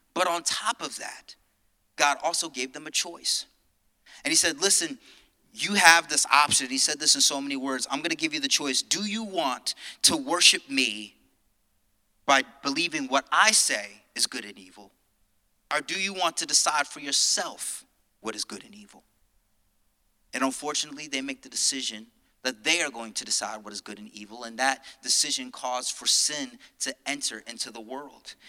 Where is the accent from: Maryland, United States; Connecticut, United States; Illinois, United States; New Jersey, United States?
Connecticut, United States; now in New York, United States; I'm originally from Connecticut